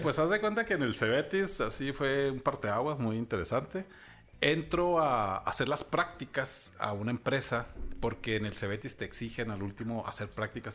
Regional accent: Chihuahua, Mexico; also born or lived in Ciudad Juárez; soy una persona que ha vivido la mayor parte de su vida en Ciudad Chihuahua. Mi acta de nacimiento dice que nací en Ciudad Juárez, pero la verdad es que no recuerdo nada de Ciudad o sea, Juárez.

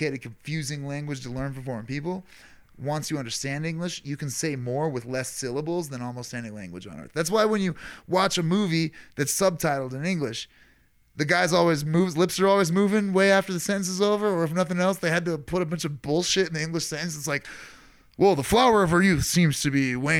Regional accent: Ireland; us being Irish

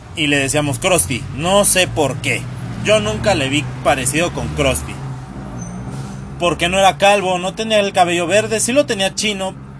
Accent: Tlalnepantla, State of Mexico, Mexico; soy de Tlalnepantla

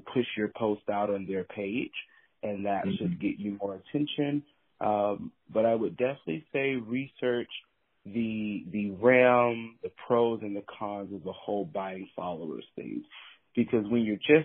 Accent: East Coast, United States; also born or lived in Atlanta; now in Los Angeles, United States; I'm from the East Coast

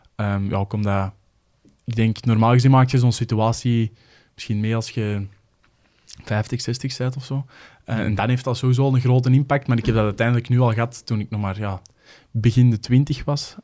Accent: Kempen, Belgium; ik ook van de Kempen ben

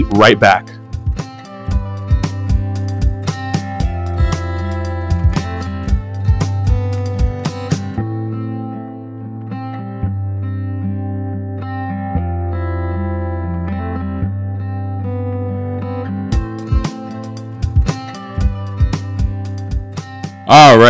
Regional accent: United States; us as Americans, like, we have accents

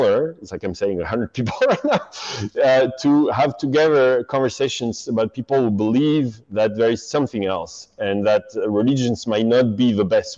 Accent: France; I grew up in France, and it's very Catholic there

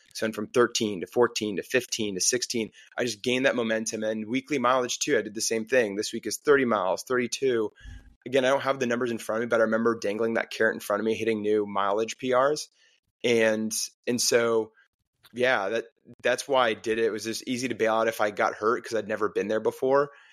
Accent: Park City, Utah, United States; also born or lived in New Jersey; now in Louisville, United States; I grew up in New Jersey. Parents got divorced when I was eight, moved to Utah, Park City, Utah.

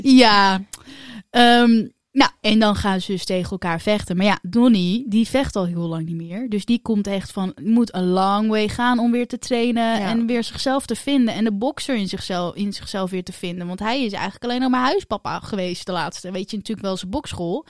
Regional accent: Netherlands; wij als Nederlanders

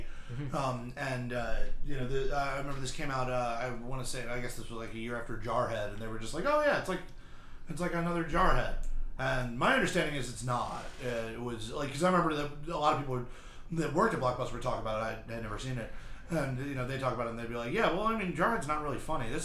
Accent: Philadelphia, Pennsylvania, United States; I'm from Philly

